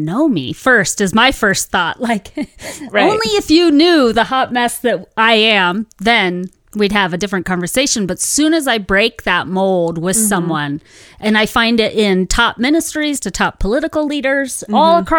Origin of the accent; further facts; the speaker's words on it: Santa Ana, California, United States; I'm from Cali. I'm from Santa Ana, and so I thought like I was half Spanish, half Mexican, you know, growing up there.